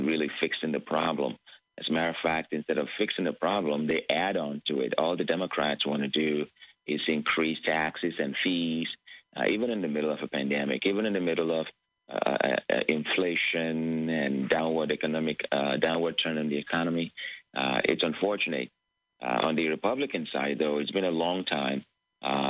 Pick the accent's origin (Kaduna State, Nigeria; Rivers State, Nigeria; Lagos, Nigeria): Lagos, Nigeria; moved away as an adult; now in United States; I was born in Lagos, Nigeria, and I grew up under a dictatorship